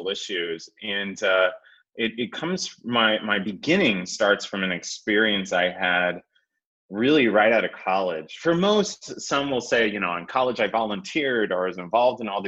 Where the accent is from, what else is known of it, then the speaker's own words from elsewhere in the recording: Aviston, Illinois, United States; now in Indianapolis, United States; I grew up in a very small town in Southern Illinois called Aviston